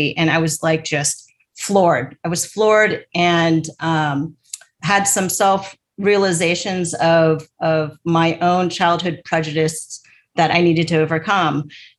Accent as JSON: {"language": "English", "area": "North Orange County", "region": "California", "country": "United States", "tie": "born or raised there", "said": "I grew up in North Orange County, just like, you know, 20 miles or so south"}